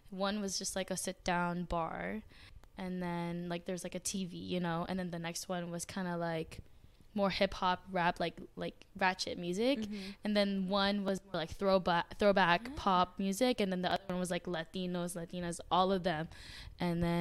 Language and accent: English; Sacramento, California, United States; I'm from Sacramento.